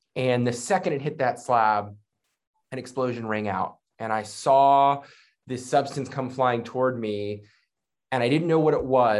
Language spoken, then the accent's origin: English; Northern Virginia, United States; I am from the Northern Virginia area, born and raised. So I've been here, just outside of Washington, D.C. For most of my life.